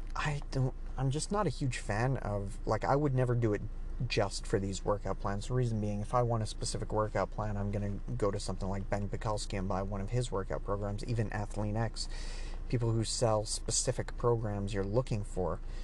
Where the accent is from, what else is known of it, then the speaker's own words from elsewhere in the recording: Canada; So I'm Canadian, so here it's about ten dollars a month.